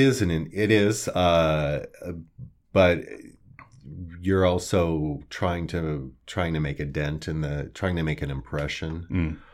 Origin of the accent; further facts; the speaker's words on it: Kearney, Nebraska, United States; moved away as an adult; also born or lived in Omaha, Nebraska / New York City; I actually grew up here in Kearney. I was born in Omaha, Nebraska, and moved here in I believe, nineteen seventy-six.